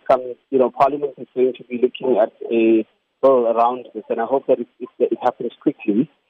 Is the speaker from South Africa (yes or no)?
yes; South Africa; as a South African